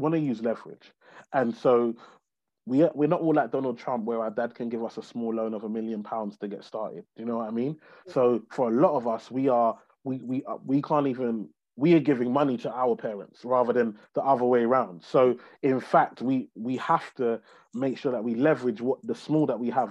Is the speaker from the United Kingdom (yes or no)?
yes; London, United Kingdom; I grew up in a place called Tower Hamlets in East London, on a council estate, to Nigerian immigrant parents